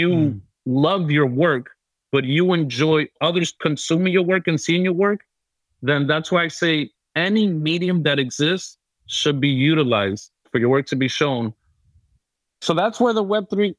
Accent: New York City, New York, United States; I was born and raised in New York City

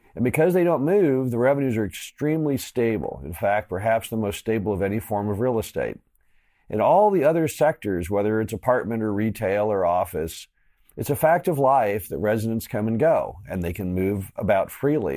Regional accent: Missouri, United States; my home state of Missouri

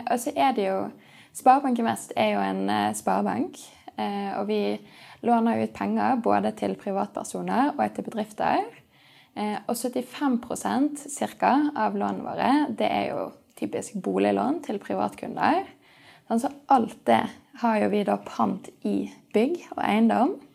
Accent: Sandviken, Vestland, Norway; also born or lived in Edinburgh, United Kingdom; Eh, jeg er oppvokst i Sandviken, så jeg fant ut at jeg kunne ikke bo i Sandviken hele livet. Eh, så jeg studerte i Edinburgh, på universitetet der.

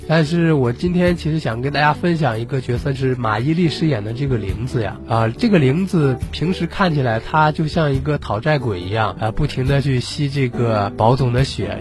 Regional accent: northern China, China; also born or lived in Fujian; 因为我是个北方人

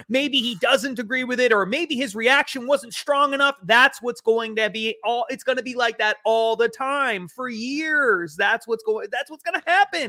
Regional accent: New England, United States; I'm from New England

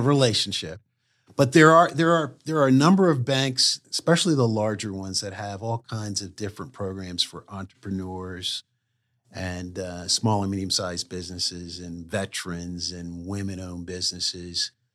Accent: Wilmington, Delaware, United States; moved away; also born or lived in Durham, North Carolina; I grew up in Wilmington, Delaware.

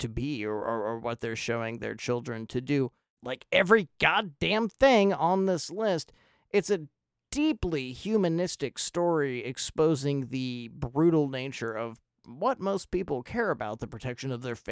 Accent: United States; I'm an American

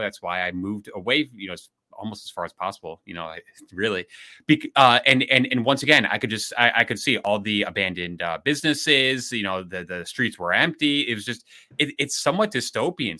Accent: Illinois, United States; Illinois, I hate to say it, my home state

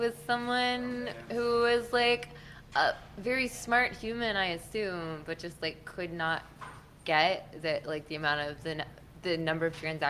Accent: Texas, United States; moved away as an adult; also born or lived in California; as a Texan.

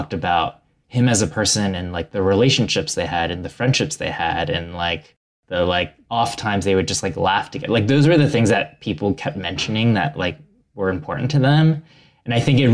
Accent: Ohio, United States; born or raised there

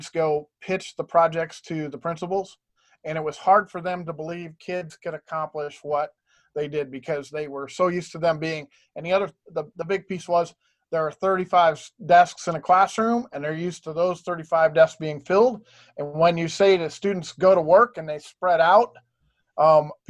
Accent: Tucson, Arizona, United States; also born or lived in Ohio; I've been in Arizona since 73 when I moved here from Ohio. I got into education because I was a CTE student in Tucson

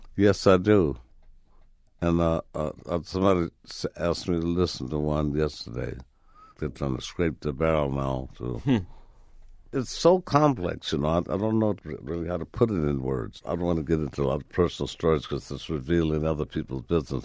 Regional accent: Chicago, Illinois, United States; Right in Chicago, man, with my father being a carpenter, building homes for the most notorious triple OGs on the planet

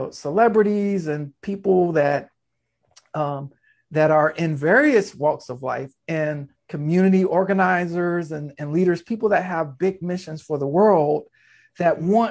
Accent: Norfolk, Virginia, United States; I was born in Norfolk, Virginia

